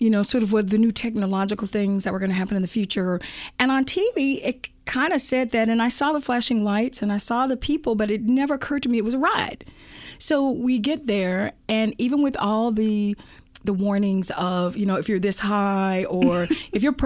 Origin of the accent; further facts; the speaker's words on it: Anniston, Alabama, United States; now in Silicon Valley, United States; I'm from Anniston, Alabama.